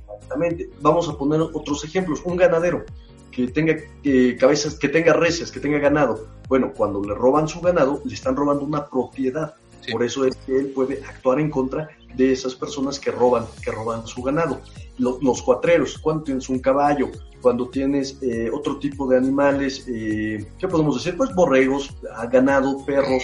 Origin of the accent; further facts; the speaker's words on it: Mexico; como mexicanos